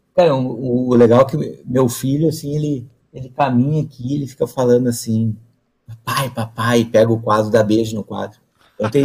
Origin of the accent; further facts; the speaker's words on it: the South, southern Brazil, Brazil; moro no Brasil, sou lá do Sul